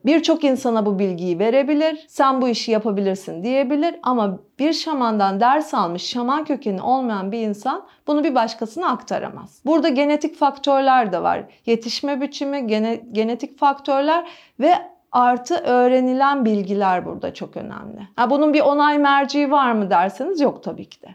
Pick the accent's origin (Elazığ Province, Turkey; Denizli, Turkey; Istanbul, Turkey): Istanbul, Turkey; Benim yaşadığım alan hep burası. Benim babam da dahil bu binanın ahşap halinde doğdu. 1923'ten beri İstinye İstanbul'dayız biz.